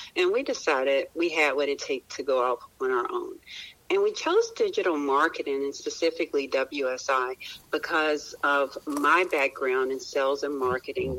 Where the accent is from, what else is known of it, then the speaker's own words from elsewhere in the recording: Roanoke, Virginia, United States; I was born in Roanoke, Virginia